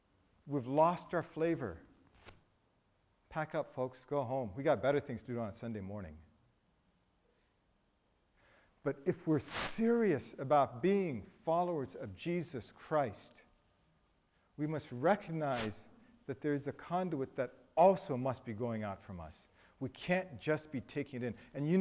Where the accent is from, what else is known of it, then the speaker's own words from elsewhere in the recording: Thailand; I was raised in Thailand. In Thailand, one of the things we love to use is bamboo.